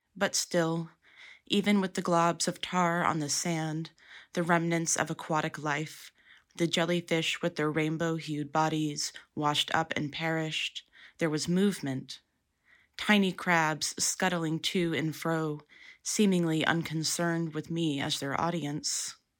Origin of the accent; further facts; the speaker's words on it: Dallas-Fort Worth area, North Texas, United States; Growing up in North Texas, the Gulf of Mexico seemed like a magical place. In the Dallas-Fort Worth area, the coast wasn't readily accessible